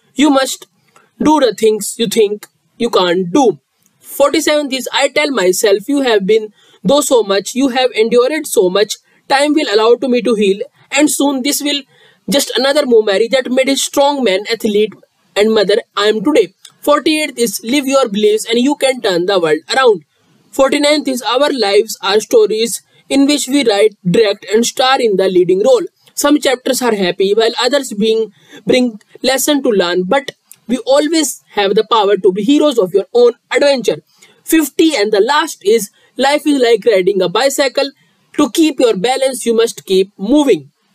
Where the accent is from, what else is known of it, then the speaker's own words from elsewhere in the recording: India; I am from India